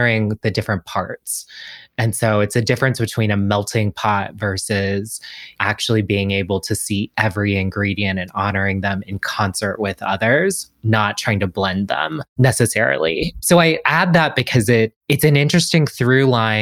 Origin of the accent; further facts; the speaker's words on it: Washington, District of Columbia, United States; I'm from DC. I grew up in DC.